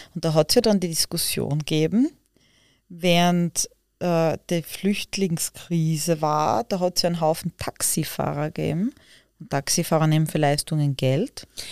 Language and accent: German; Austria; bei uns in Österreich